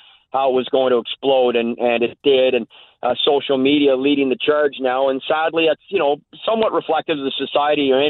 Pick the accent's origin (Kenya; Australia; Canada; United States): Canada; I'm Canadian, born and raised. I didn't come here.